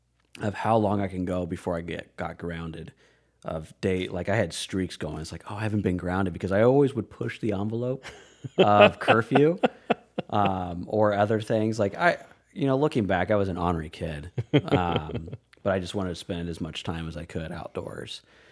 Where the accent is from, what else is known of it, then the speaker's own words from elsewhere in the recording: Aurora, Colorado, United States; born there; also born or lived in Iowa; I was not originally born in Iowa. I was actually born in Colorado. I was born in Aurora, Colorado